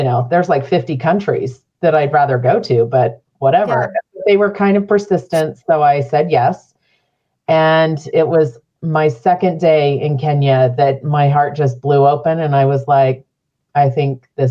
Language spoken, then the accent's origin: English; Phoenix, Arizona, United States; now in Utah, United States; I didn't grow up here. I grew up in Central Phoenix.